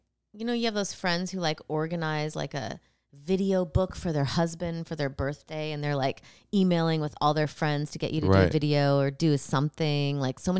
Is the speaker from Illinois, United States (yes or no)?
yes; Rockford, Illinois, United States; my hometown of Rockford, Illinois